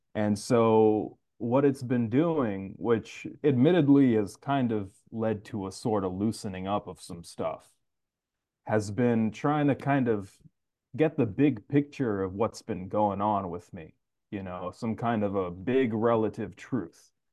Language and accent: English; New York City, New York, United States; I'm actually from Queens